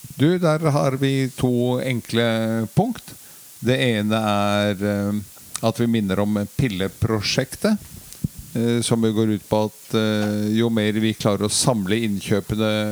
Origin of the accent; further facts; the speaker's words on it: Oslo, Norway; er oppvokst uh, på Marienlyst